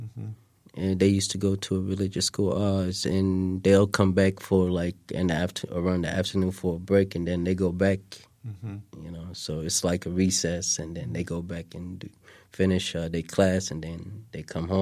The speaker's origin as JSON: {"language": "English", "town": "Mogadishu", "region": "Banaadir", "country": "Somalia", "tie": "born or raised there", "moved": "yes", "said": "I was born in Mogadishu."}